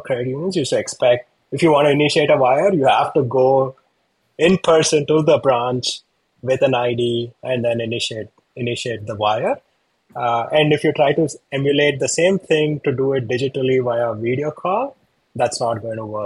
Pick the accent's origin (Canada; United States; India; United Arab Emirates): India; moved away; I'm from India.